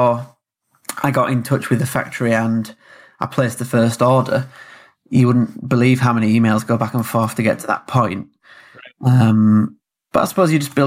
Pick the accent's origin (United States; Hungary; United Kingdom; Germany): United Kingdom; Yorkshire and the Humber; moved away as an adult; now in Southampton, United Kingdom; I grew up in West Yorkshire, up in the north of England, rainy, cold.